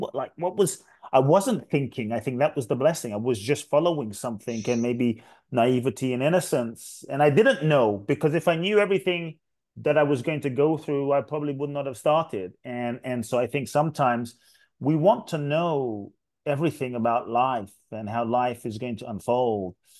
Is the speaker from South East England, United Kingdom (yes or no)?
no; London, United Kingdom; moved away as an adult; also born or lived in Ghana; I grew up in London, uh, till I was eighteen. South London, Peckham, Brixton, Dulwich.